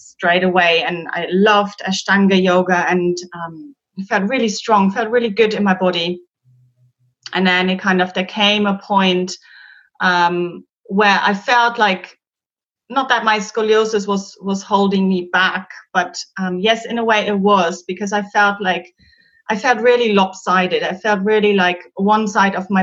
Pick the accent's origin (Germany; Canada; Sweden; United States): Germany; English is a second language; moved away as an adult; now in London, United Kingdom; I'm originally from Germany and I moved to London 15 years ago now